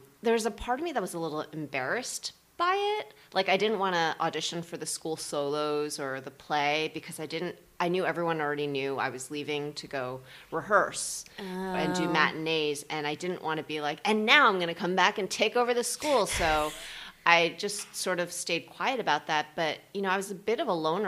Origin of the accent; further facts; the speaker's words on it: New Jersey, United States; we lived in New Jersey. I grew up in New Jersey, and we just went back and forth